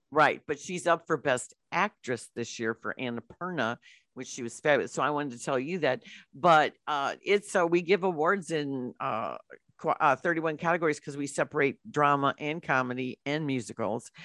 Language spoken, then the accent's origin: English; St. Louis, Missouri, United States; we're from Saint Louis